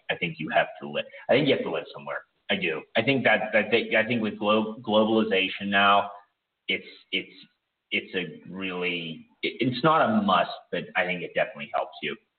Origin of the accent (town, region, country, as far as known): Pittsburgh, Pennsylvania, United States; born or raised there; moved away as an adult; now in Ukraine